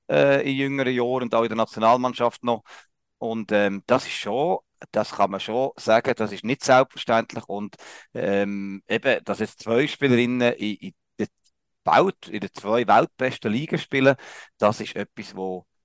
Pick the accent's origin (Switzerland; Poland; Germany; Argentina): Switzerland; Solothurn; ich als Solothurner, gell.